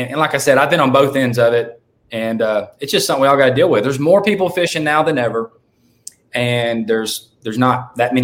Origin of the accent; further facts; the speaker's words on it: Louisiana, United States; I'm from Louisiana. I've lived like an hour from Toledo Bend my whole life.